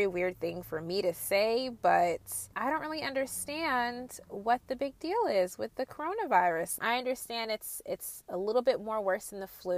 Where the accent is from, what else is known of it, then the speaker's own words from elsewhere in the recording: New Jersey, United States; I'm from Jersey and I was kind of sheltered